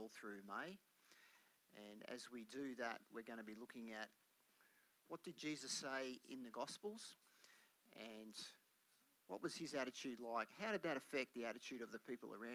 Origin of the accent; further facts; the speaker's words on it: Melbourne, Victoria, Australia; when I was growing up in Melbourne